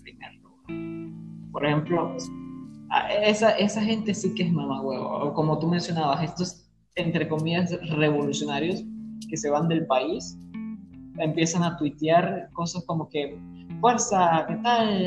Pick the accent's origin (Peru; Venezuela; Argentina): Venezuela; aquí en, en mi país, en Venezuela